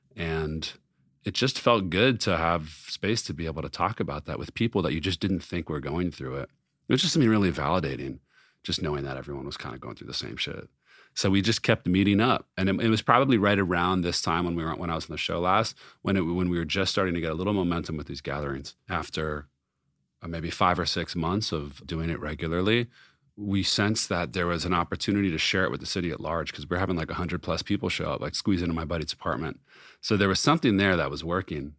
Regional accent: Los Angeles, California, United States; growing up in Los Angeles

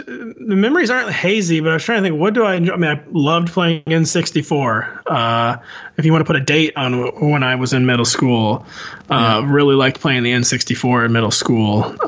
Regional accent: St. Louis, Missouri, United States; I'm from the Midwest. It's extremely common in Missouri, St. Louis area for people to be shooting off fireworks for like a month before the 4th of July.

